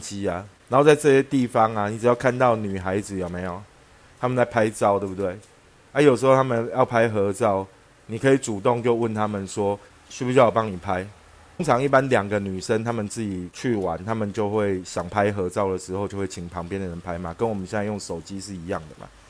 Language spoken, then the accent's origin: Chinese; Taipei, Taiwan; 我们小时候在台北的搭讪方式，通常是错落在上淡水啊、巴黎啊，然后或者是沙仑啊这些地方啦